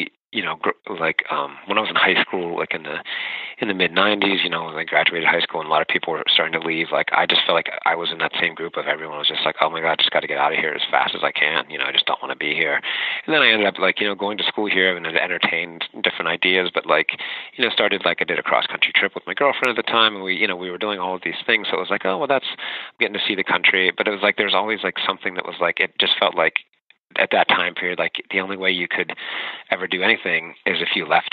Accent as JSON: {"language": "English", "town": "Pittsburgh", "region": "Pennsylvania", "country": "United States", "tie": "born or raised there", "said": "growing up in Pittsburgh"}